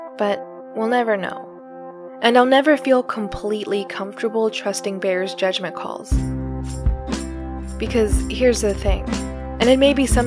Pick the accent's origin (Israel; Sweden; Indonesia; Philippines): Philippines; as a Filipino